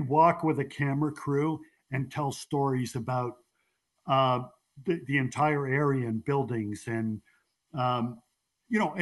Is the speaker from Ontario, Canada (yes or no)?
yes; Kawarthas, Ontario, Canada; also born or lived in Scarborough, Toronto / Toronto; I was born in Scarborough, Brimley and Eglinton